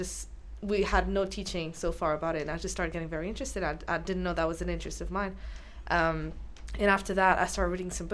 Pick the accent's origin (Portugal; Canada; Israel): Portugal; moved away as an adult; now in Chelmsford, United Kingdom; I'm originally from Portugal, so I'm not actually from the UK